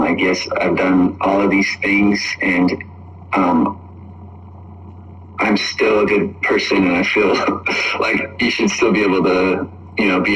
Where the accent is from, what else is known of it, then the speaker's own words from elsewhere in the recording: Spokane, Washington, United States; now in Los Angeles, United States; I'm based in Los Angeles, but I'm from Spokane, Washington.